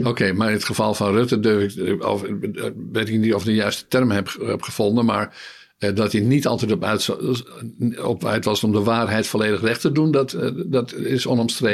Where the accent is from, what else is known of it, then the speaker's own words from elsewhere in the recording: Netherlands; wij dat als Nederlanders, als bevolking